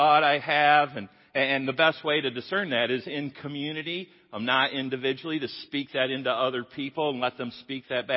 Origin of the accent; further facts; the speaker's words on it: Jenison, Michigan, United States; moved away; I grew up here in Jennison, top of the hill